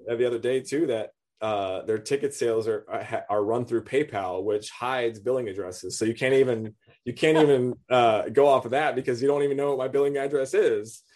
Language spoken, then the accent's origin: English; Lancaster, California, United States; moved away; also born or lived in Florida; I was born in California